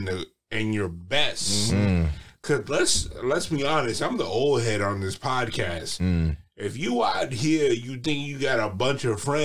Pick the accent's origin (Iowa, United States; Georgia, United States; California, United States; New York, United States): New York, United States; New York City; I grew up in a small neighborhood in Brooklyn called Sunset Park